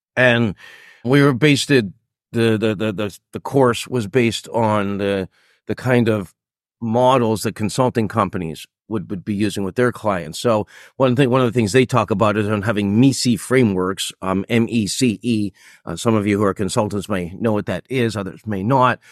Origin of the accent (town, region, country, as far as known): Toronto, Ontario, Canada; born or raised there; moved away as an adult; also born or lived in Japan; now in Singapore